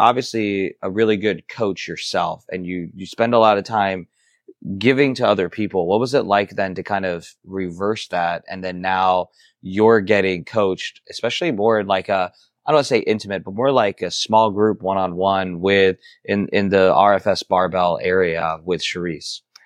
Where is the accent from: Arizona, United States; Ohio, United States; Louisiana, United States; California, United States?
Ohio, United States; I'm from Ohio, but not, close to the Midwest